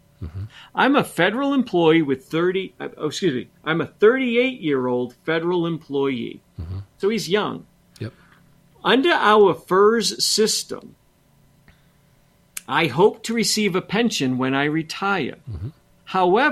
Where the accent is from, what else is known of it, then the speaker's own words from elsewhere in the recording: Montrose, Colorado, United States; And I grew up in Montrose.